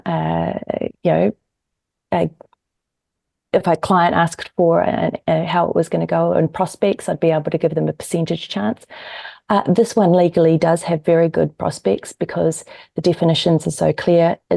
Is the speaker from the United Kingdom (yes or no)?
no; New Zealand; moved away as an adult; also born or lived in United States; now in Australia; I'm actually from the States, but I grew up in New Zealand and I live in Australia.